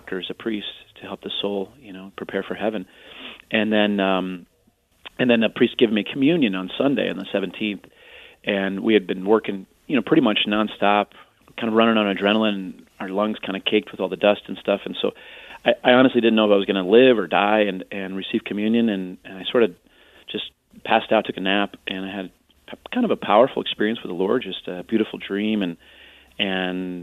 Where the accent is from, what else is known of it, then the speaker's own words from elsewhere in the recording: Carmel, Indiana, United States; moved away as an adult; also born or lived in Arlington Heights, Illinois / Chicago, Illinois; now in New York, United States; I was actually born in Arlington Heights, Illinois, and then I grew up in Carmel, Indiana